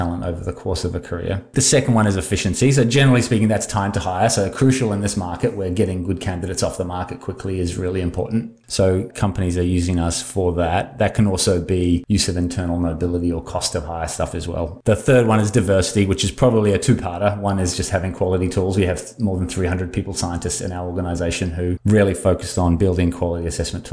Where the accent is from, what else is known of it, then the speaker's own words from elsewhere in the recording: New Zealand; also born or lived in Australia; now in Bay Area, United States; I live in the Bay Area. I don't sound like it. I grew up in New Zealand, spent a long time in Australia